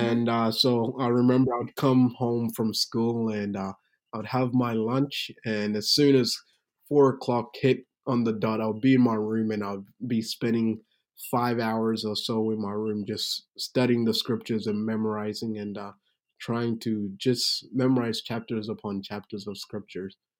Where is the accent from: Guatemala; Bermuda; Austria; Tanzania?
Tanzania; moved away; also born or lived in Burundi; I was born in Tanzania, Africa, but my background is Burundian, so I'm from Burundi, Africa